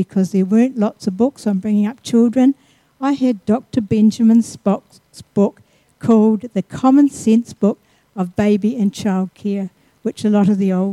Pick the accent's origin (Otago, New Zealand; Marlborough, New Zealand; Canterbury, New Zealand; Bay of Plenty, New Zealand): Otago, New Zealand; Mosgiel; I was born in Mosgiel, just south of Dunedin.